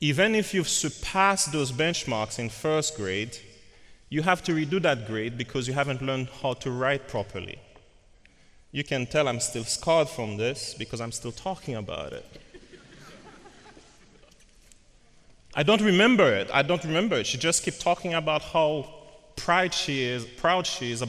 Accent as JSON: {"language": "English", "country": "Haiti", "moved": "yes", "said": "I'm from Haiti"}